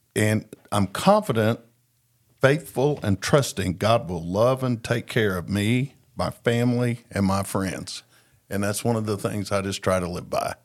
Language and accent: English; Tulsa, Oklahoma, United States; I was born in Tulsa, Oklahoma.